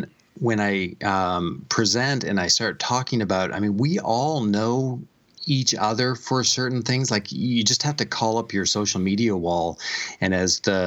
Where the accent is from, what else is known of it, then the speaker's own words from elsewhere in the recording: New Brunswick, Canada; accent: Canadian; now in United States; But I grew up in Eastern Canada, in New Brunswick.